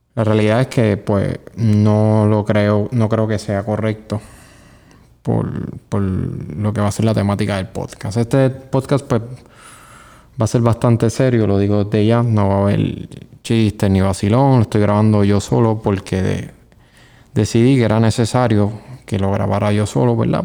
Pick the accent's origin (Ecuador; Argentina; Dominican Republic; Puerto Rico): Puerto Rico; vivir aquí y llamarme puertorriqueño